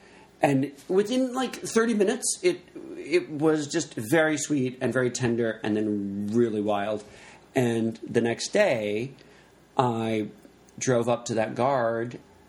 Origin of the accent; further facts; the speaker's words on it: the South, United States; I'm from the South.